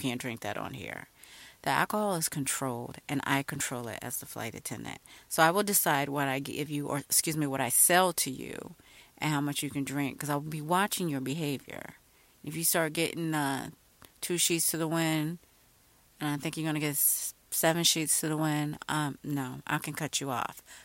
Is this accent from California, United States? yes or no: no; Virginia, United States; I'm kind of from Virginia